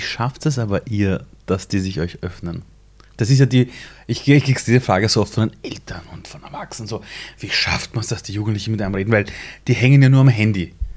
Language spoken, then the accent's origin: German; Vienna, Austria; also born or lived in Iran; ich bin in Simmering aufgewachsen, in einer Siedlung